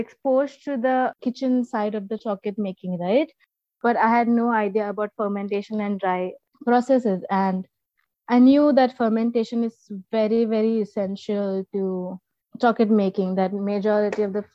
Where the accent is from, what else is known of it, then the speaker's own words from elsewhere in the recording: Mumbai, Maharashtra, India; first language Marathi; English is a second language; also born or lived in Karnataka; I was born in Mumbai, right? I was born in the city